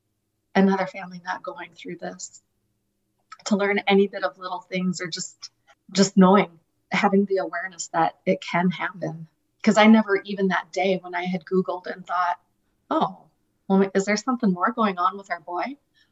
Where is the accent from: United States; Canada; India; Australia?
United States; Mitchell; The church that I grew up in Mitchell invited me